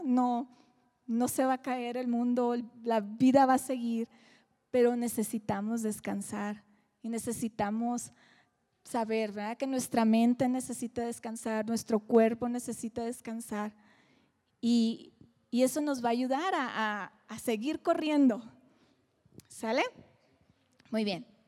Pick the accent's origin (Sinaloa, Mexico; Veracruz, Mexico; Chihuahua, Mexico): Sinaloa, Mexico; Mazatlán; soy de Mazatlán